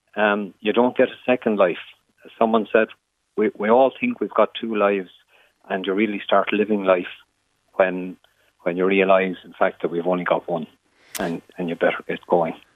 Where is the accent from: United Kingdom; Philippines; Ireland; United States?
Ireland; It's a part of what we are as Irish people